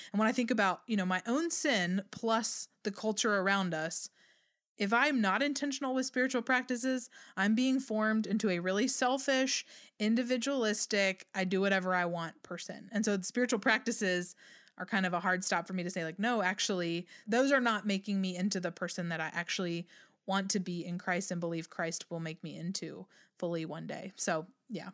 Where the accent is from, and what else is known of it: United States